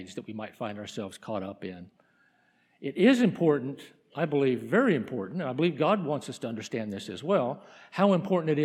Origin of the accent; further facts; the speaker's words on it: New Mexico, United States; moved away; my home state in New Mexico